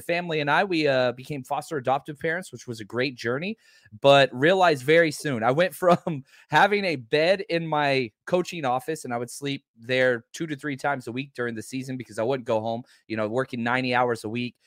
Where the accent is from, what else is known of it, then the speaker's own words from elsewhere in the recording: Dallas, Texas, United States; also born or lived in Oklahoma / Kansas City; I grew up in Dallas, Texas